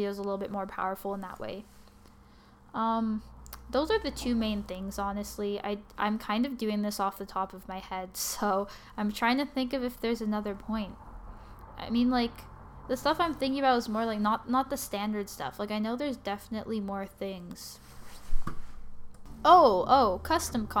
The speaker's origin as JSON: {"language": "English", "country": "Canada", "said": "I'm also Canadian"}